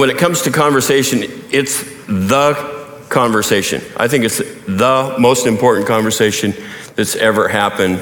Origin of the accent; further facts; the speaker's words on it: Montana, United States; growing up in Montana